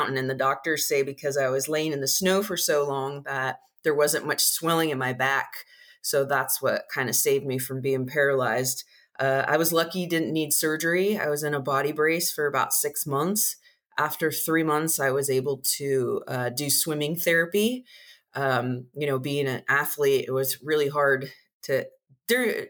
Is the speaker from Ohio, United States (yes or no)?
no; San Diego, California, United States; also born or lived in Oceanside, California; I grew up in San Diego